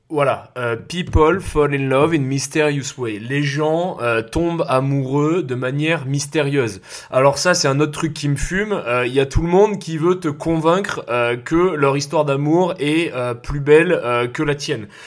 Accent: south-east France, France; j'ai grandi dans le sud de la France

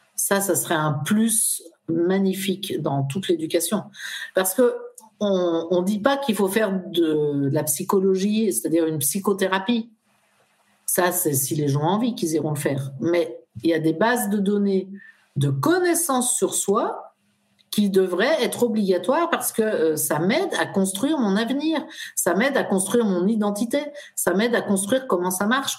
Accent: France; Nous, en France, on traverse.

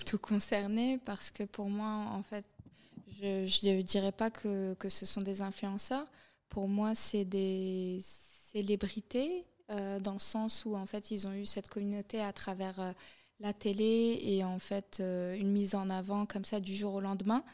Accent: Morocco; moved away as an adult; now in Paris, France; j'ai grandi au Maroc

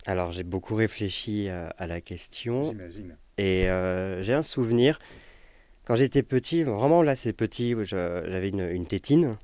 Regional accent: Paris, Île-de-France, France; je suis né à Paris, dans le 15e

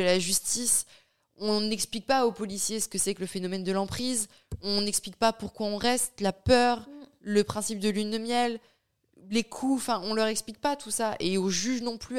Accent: France; moved away as an adult; also born or lived in Bayonne; now in Luxembourg; j'ai quitté la France je vis au Luxembourg

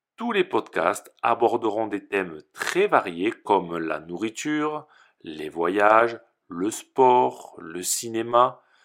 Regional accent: France; je suis français et professeur de français

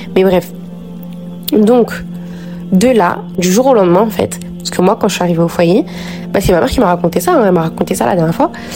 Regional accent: Noisy-le-Grand, Île-de-France, France; On a grandi à Noisy-le-Grand

